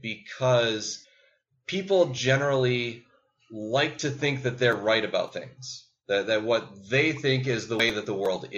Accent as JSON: {"language": "English", "town": "Boston", "region": "Massachusetts", "country": "United States", "tie": "born or raised there", "moved": "yes", "said": "I'm from Boston, born and raised, graduated from Boston Public Schools."}